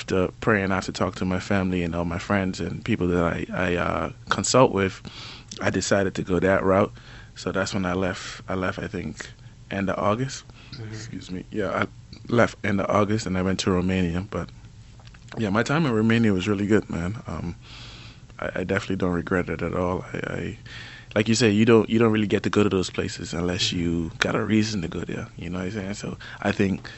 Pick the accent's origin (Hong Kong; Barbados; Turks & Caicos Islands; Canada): Turks & Caicos Islands; Cockburn Town; moved away as an adult; North Creek boy, grew up all my life in Grand Turk, went to HJ